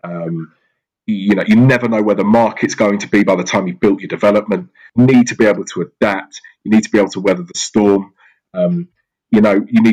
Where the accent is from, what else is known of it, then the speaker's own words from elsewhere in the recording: Surrey / Southwest London, South East England, United Kingdom; growing up in Surrey in Southwest London, I was surrounded by incredible property